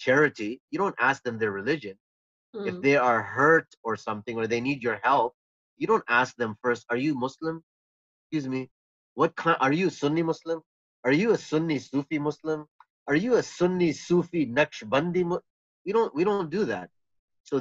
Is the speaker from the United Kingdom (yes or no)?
no; Canada; I was living in Canada